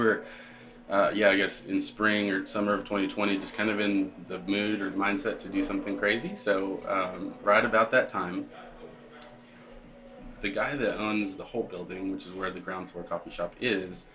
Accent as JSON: {"language": "English", "region": "Texas", "country": "United States", "tie": "born or raised there", "moved": "as an adult", "lives_now": "Martinsville, United States", "said": "So I grew up in Texas, went to school in Texas, and worked in oil and gas in Texas actually before this."}